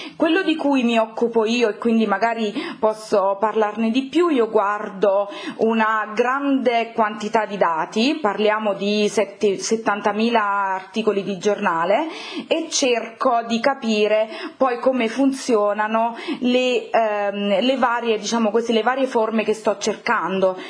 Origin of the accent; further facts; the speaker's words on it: Campania, Italy; sono campana